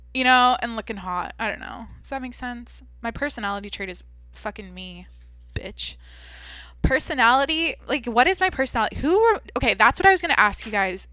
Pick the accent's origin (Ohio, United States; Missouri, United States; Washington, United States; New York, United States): Washington, United States; now in California, United States; I'm from Washington, like I said, I grew up in the Pacific Northwest